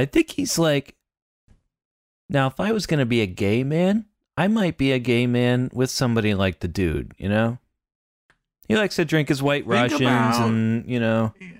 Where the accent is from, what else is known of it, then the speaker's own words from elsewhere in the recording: Pennsylvania, United States; Now, I grew up in Pennsylvania, and my family had Dutch heritage.